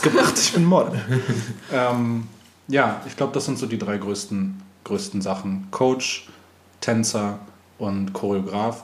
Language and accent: German; Berlin, Germany; ich komme aus Berlin. Ich bin geborener Berliner.